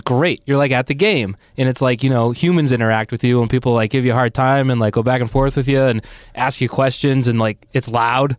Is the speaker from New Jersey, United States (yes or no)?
no; Arlington, Massachusetts, United States; I'm from Arlington, which growing up was just a town